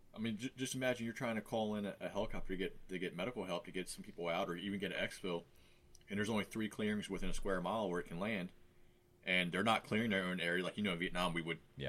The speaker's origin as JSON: {"language": "English", "region": "West Virginia", "country": "United States", "said": "I'm from West Virginia"}